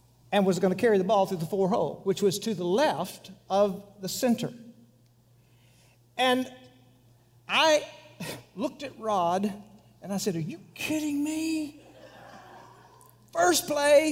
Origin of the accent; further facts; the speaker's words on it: Monahans, Texas, United States; my hometown, 32 miles away, was the Taj Mahal compared to Pecos. It was Monahans